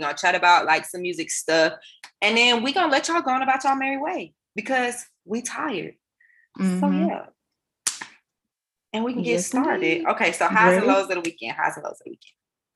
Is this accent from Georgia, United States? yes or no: yes; Atlanta, Georgia, United States; now in New York, United States; we're Southern, like we're from Atlanta, like we know Southern music